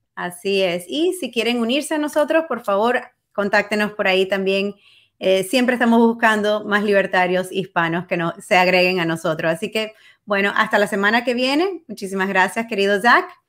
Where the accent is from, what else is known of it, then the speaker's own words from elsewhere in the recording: Cuba; now in United States; uno como cubano